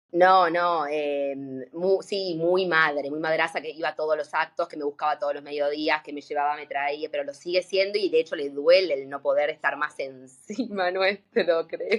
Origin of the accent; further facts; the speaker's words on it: Buenos Aires, Argentina; also born or lived in Costa Rica / Panama; soy de Buenos Aires, no, hace siete años cuando me recibí me fui a vivir a Centroamérica un tiempo